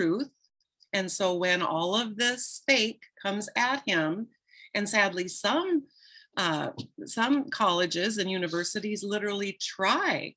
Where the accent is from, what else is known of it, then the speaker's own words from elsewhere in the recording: Midwest, United States; And I grew up in the Midwest in a small town.